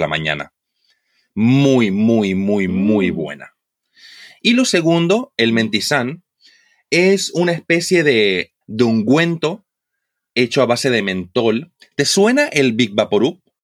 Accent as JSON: {"language": "Spanish", "town": "Santa Cruz de la Sierra", "region": "Santa Cruz", "country": "Bolivia", "said": "yo vengo de Santa Cruz. Yo vengo de lo que es el oriente boliviano"}